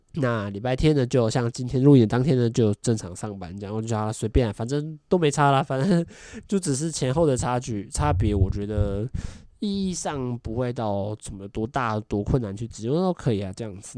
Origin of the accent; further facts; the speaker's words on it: Taiwan; 我是来自台湾的